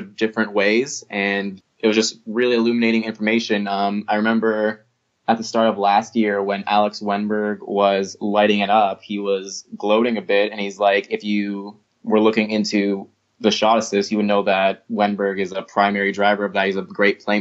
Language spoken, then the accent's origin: English; Toronto, Ontario, Canada; I'm from Toronto